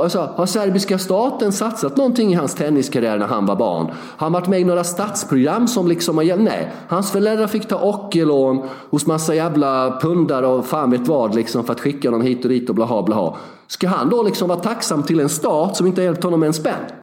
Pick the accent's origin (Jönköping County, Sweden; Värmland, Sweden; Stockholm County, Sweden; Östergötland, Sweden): Jönköping County, Sweden; Värnamo; moved away; Två och en halv mil utanför Värnamo, där jag kommer ifrån